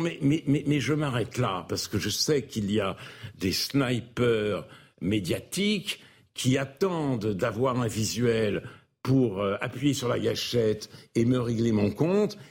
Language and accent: French; France; Je ne suis pas fier d'être français